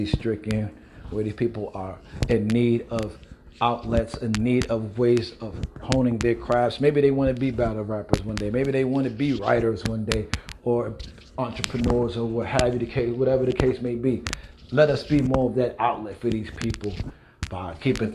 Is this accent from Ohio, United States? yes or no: no; New York City, New York, United States; Because I'm from Brooklyn. I grew up in a time when the Decepticons ran the streets, before Bloods and Crips ran the streets out here